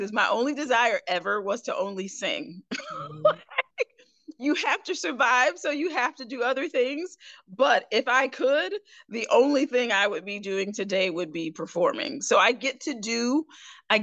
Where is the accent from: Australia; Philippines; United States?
United States; Albany, New York; moved away as an adult; also born or lived in Hattiesburg, Mississippi; I was raised from about the age of 5. We went from downstate, which is your whole New York City area, to upstate. So I was raised in Albany, the capital, and that area